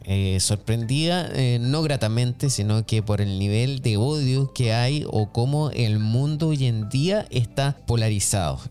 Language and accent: Spanish; Chile; moved away; soy chileno y conozco también eh, lo que pasa allá en, en, Chile, a pesar de que no vivo allá hace muchísimo tiempo